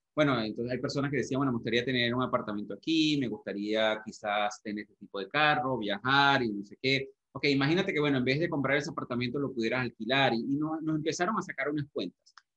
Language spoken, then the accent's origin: Spanish; Venezuela; moved away; nosotros salimos de Venezuela también, en el 99, hace muchísimos años